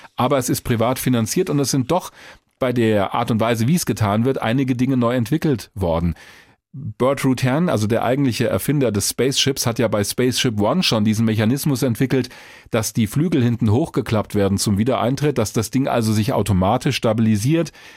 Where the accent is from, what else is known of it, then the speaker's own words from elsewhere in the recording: Hesse, Germany; bei uns in Hessen